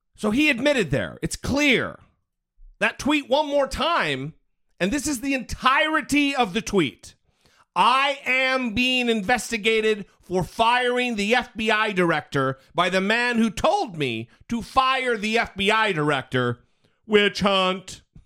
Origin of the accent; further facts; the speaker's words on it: Idaho, United States; I'm from Idaho, so I feel your pain. I know what it's like to, to hail from a state where it's a little backwards.